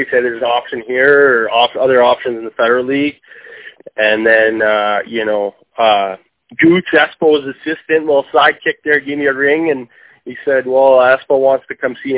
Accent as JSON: {"language": "English", "town": "Calgary", "region": "Alberta", "country": "Canada", "tie": "born or raised there", "said": "I grew up in the northeast Calgary, Alberta, in the city of Calgary"}